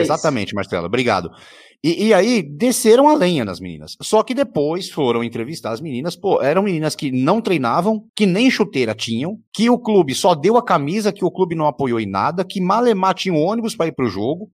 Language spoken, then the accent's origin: Portuguese; Jaú, São Paulo, Brazil; eu sou de Jaú